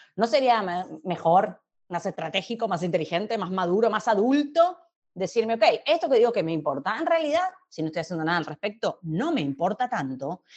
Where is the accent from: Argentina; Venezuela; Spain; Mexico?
Argentina; soy argentina viviendo en Argentina